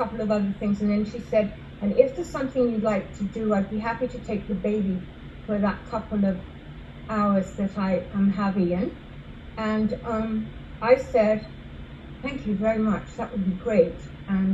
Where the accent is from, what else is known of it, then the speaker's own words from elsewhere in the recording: England, United Kingdom; moved away; also born or lived in London; I grew up in England